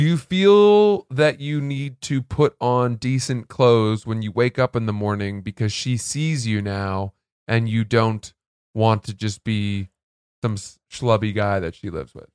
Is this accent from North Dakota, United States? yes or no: no; Maine, United States; also born or lived in New Jersey; I grew up in Maine.